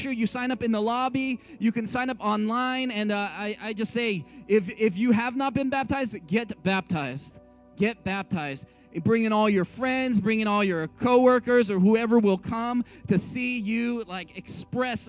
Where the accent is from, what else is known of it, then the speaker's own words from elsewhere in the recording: San Francisco, California, United States; I grew up in San Francisco